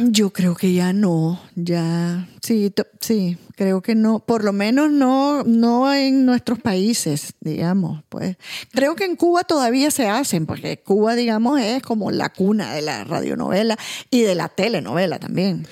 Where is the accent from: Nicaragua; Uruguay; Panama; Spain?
Nicaragua